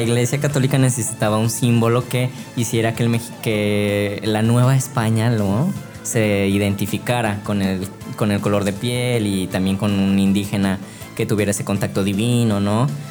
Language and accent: Spanish; Mexico; soy mexicano